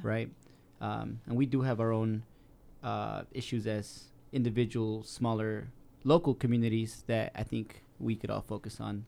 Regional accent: South Salt Lake, Utah, United States; I was raised in South Salt Lake

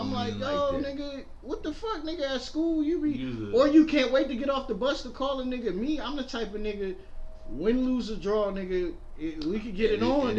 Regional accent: New York City, New York, United States; I'm from Brooklyn, nigga.

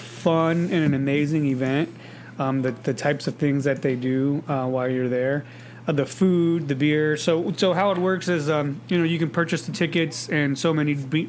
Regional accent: United States; I'm an American, you asshole. I just care about my countrymen.

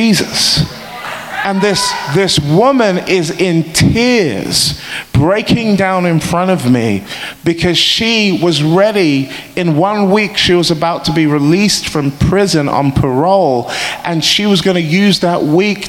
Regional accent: England, United Kingdom; we're from England

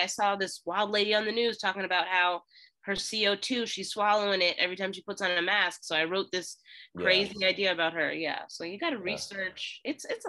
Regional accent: Philadelphia, Pennsylvania, United States; Why do you keep saying I'm from Pittsburgh? I'm from Philly. Listen to me.

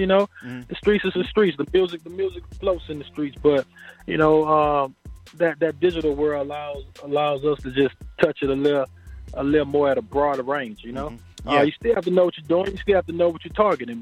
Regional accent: Baton Rouge, Louisiana, United States; I'm originally from Baton Rouge, Louisiana

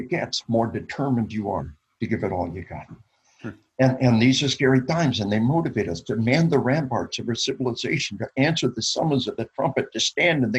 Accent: Arkansas, United States; We are from Arkansas

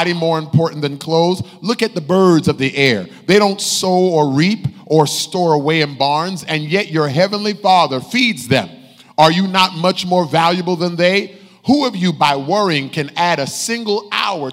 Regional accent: United States; as American Christians

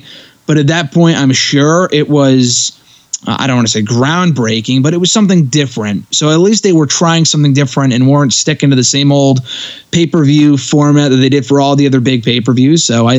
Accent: Connecticut, United States; my home state of Connecticut

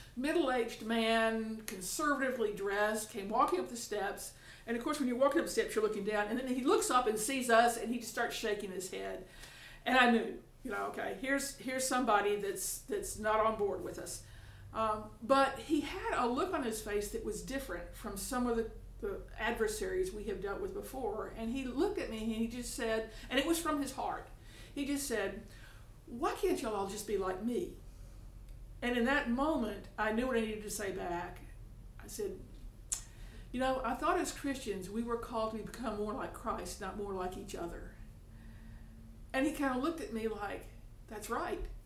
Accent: Tuscaloosa, Alabama, United States; I'm from Tuscaloosa, Alabama

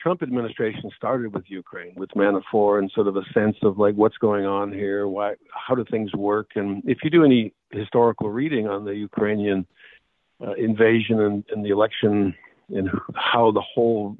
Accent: Edmonton, Alberta, Canada; I'm Canadian from Edmonton

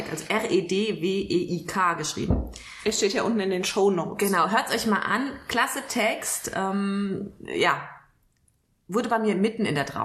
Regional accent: Kelkheim, Hesse, Germany; Ja, ich komme aus Kelkheim. Ich glaube, das ist mittlerweile bekannt. Aus dem schönen Main-Taunus-Kreis.

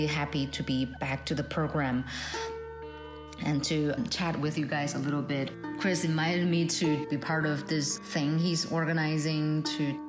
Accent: China; now in United States; I'm originally from China

